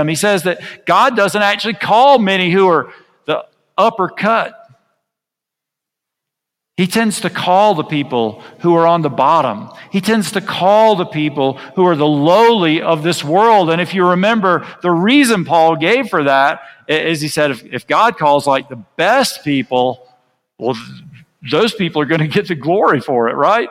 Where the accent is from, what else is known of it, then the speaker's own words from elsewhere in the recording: United States; now in Guatemala; I'm from the United States